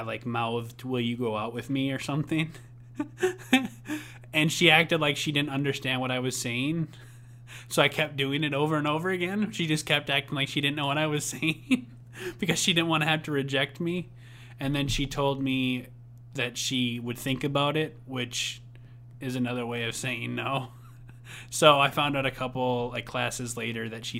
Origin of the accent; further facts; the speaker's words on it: Coon Rapids, Minnesota, United States; also born or lived in Buffalo, Minnesota; in fifth grade, we moved from Buffalo, Minnesota, back to Coon Rapids, Minnesota, where I was born and where I first started growing up.